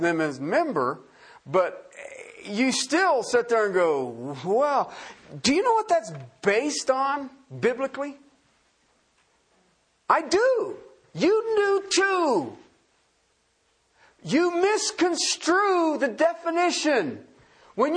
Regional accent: southern Ohio, United States; I grew up in the Rust Belt. I grew up in car country. I was in southern Ohio

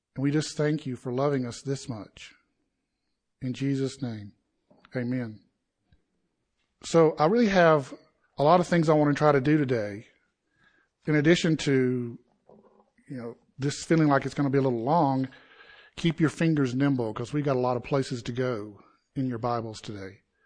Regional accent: Southeast, United States; I grew up in the Southeast where college football is equivalent to worshiping God

